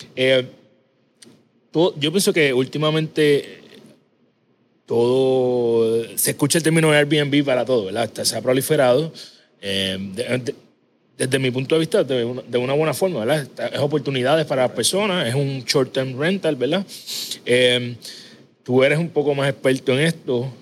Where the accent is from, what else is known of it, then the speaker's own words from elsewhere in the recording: Ponce, Puerto Rico; yo soy de Ponce Natural